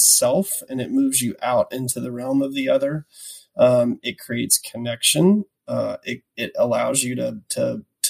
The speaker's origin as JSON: {"language": "English", "region": "the South", "country": "United States", "accent": "Southern", "said": "my Southern accent"}